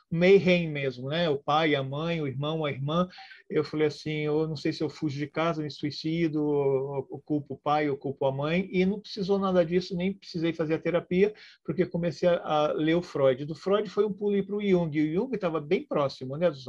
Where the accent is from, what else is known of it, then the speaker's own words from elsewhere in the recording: Rio de Janeiro, Brazil; born there; also born or lived in Porto Alegre / São Paulo; eu nasci no Rio de Janeiro, depois me mudei para Porto Alegre, estou aqui no interior de São Paulo.